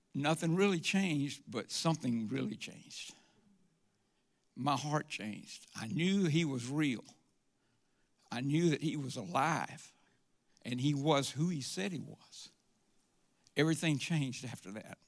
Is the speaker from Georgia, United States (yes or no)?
yes; Forest Park, Georgia, United States; also born or lived in Atlanta, Georgia; I grew up in Forest Park. Uh, it's out near the airport